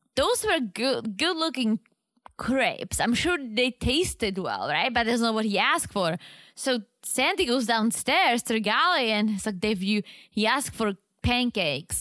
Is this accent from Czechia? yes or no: yes; Czechia; moved away; I was a teenager in Czech